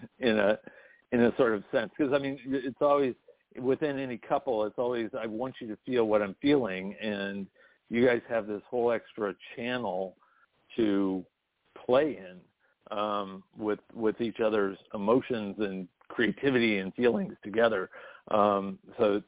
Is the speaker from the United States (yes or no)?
yes; Long Beach, California, United States; I come from Long Beach